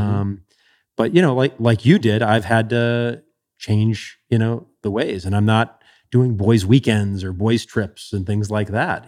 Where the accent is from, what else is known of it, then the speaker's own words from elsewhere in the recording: Chicago, Illinois, United States; growing up in Chicago